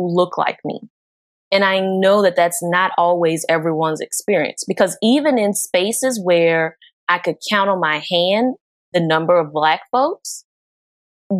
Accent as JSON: {"language": "English", "town": "New Orleans", "region": "Louisiana", "country": "United States", "tie": "born or raised there", "said": "I'm from New Orleans, and New Orleans has been predominantly Black"}